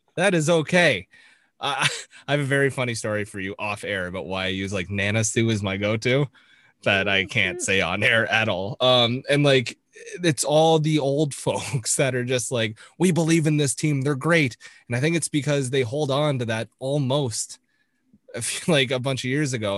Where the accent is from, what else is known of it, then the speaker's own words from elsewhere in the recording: Toronto, Ontario, Canada; I grew up in the Toronto sports market